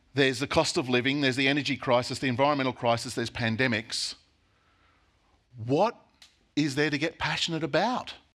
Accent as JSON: {"language": "English", "country": "Australia", "said": "as Aussie Christians"}